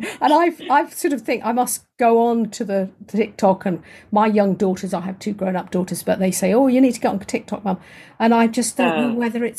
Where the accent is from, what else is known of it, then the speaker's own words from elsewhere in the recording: southern England, United Kingdom; accent: quiet English voice; I'm from southern England, so my voice is quite quiet. And I'm trying to speak up as I'm talking to you now, but of course my voice naturally is a quiet English voice